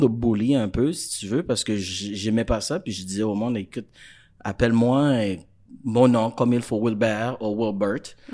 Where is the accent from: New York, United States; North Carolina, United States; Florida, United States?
Florida, United States; French is a second language; moved away as an adult; also born or lived in Haiti; now in Montreal, Canada; j'ai grandi en Floride